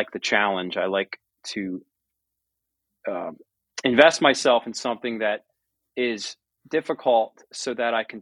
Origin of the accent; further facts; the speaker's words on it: United States; my farm that I was born and raised on and now own half of with my brothers and my dad is surrounded by Amish farms